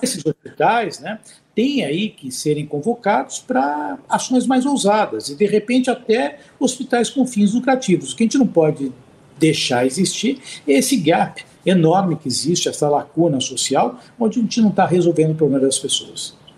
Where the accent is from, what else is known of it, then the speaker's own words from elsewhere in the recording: Brazil; enquanto brasileiro